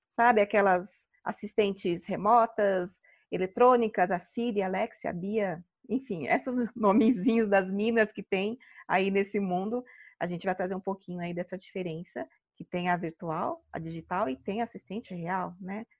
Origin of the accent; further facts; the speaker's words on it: São Paulo, Brazil; sou aqui de São Paulo